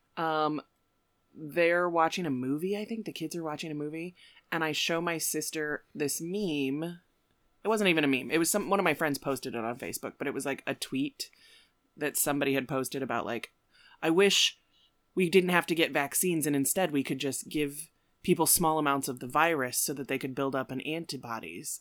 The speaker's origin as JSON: {"language": "English", "town": "Aurora", "country": "United States", "tie": "born or raised there", "said": "I grew up in Aurora"}